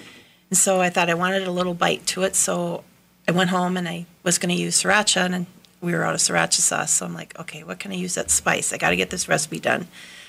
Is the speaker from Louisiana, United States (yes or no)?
no; Wisconsin, United States; I'm from Wisconsin.